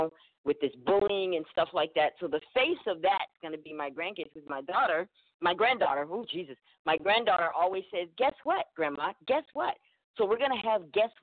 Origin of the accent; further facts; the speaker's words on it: Alabama, United States; I'm from Alabama